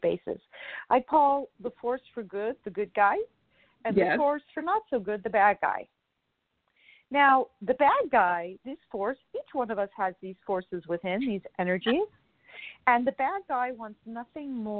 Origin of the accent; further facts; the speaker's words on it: Canada; now in Florida, United States; I'm originally from Canada